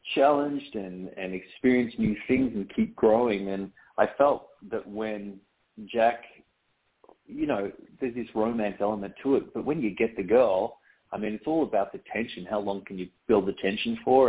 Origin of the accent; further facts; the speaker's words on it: Australia; moved away as an adult; now in United States; I'm a poor excuse for an Australian growing up on the beach.